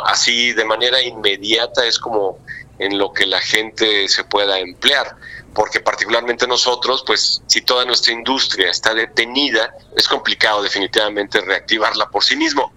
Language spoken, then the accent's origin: Spanish; Mexico; soy el único mexicano este, miembro de esa asociación